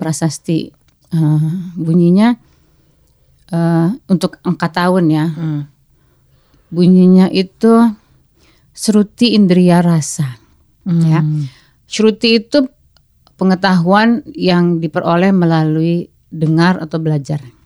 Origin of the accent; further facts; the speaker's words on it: Java, Indonesia; saya kan sebagai orang Jawa tapi saya tuh agak benci dengan kejawaan sebetulnya waktu kecil